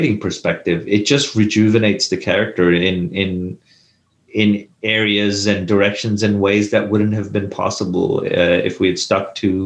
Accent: India; when I was a kid growing up in India

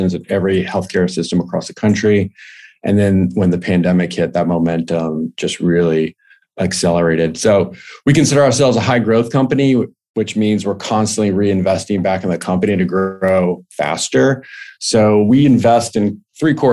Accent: Richmond, Virginia, United States; moved away as an adult; also born or lived in Pennsylvania; I'm originally from Richmond, Virginia

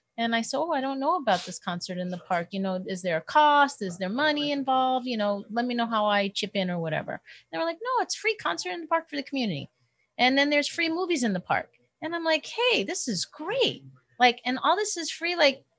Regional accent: New York, United States; now in Woodland Hills, United States; when I first moved to Woodland Hills, because I'm originally from New York.

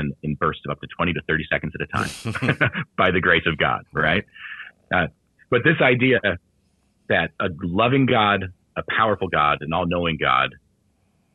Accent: United States; as American men

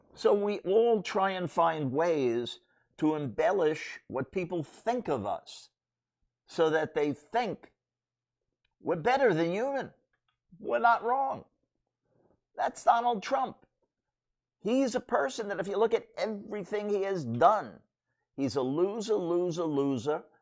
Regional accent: New York City, New York, United States; I grew up in Brooklyn

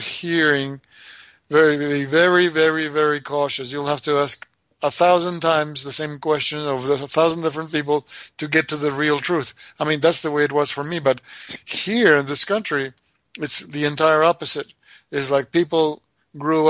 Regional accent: Argentina; moved away; we grew up there not believing in the government

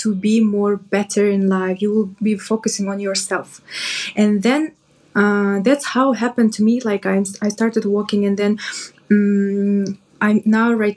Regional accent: Kyrgyzstan; now in Dubai, United Arab Emirates; I'm from Kyrgyzstan

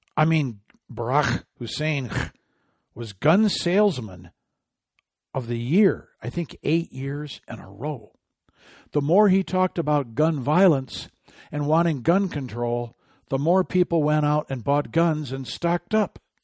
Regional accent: Michigan, United States; my home state

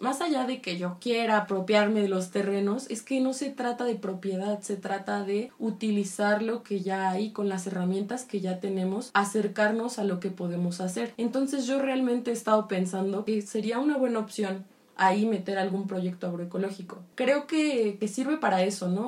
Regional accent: Michoacán, Mexico; yo soy de Michoacán y mi abuelo fue campesino

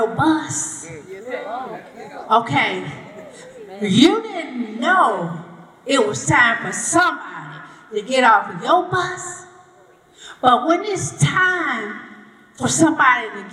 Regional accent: St. Louis, Missouri, United States; from St. Louis

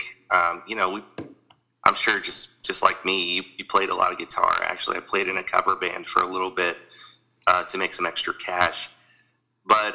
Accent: Sullivan, Missouri, United States; I was from Sullivan, which is mid-Missouri.

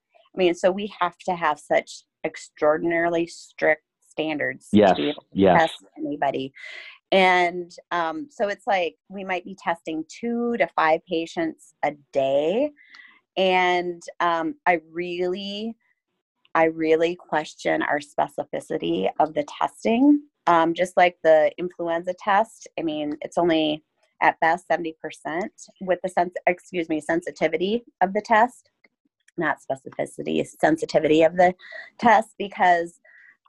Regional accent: Huron, South Dakota, United States; now in Iowa, United States; I'm originally from South Dakota, over by Huron

